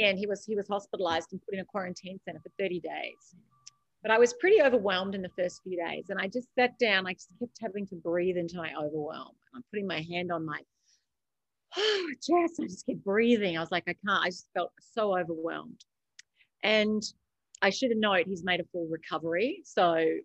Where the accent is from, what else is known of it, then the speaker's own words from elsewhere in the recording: Australia; accent: Aussie; moved away; I am an Aussie by birth. I have lived around the world